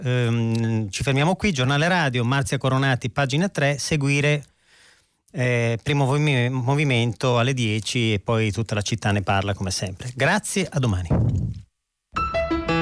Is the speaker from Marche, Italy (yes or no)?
no; Verona, Veneto, Italy; io sono di Verona